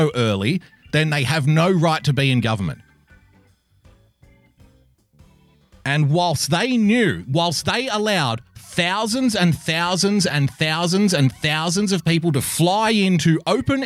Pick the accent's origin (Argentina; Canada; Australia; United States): Australia; Sydney, New South Wales; I'm from Sydney